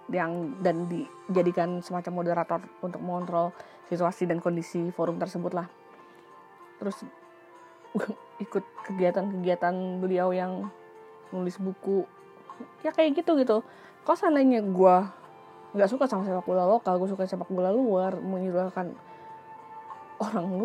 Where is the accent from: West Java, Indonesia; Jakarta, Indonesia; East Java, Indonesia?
Jakarta, Indonesia; gue pribadi karena gue tinggal di Jakarta gue lahir di Jakarta walaupun gue nggak punya darah Jakarta gue cinta sama kota ini